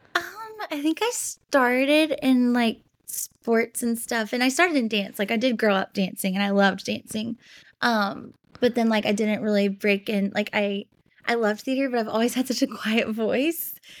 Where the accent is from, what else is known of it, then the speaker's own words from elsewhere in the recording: Memphis, Tennessee, United States; moved away as an adult; now in Los Angeles, United States; growing up in Memphis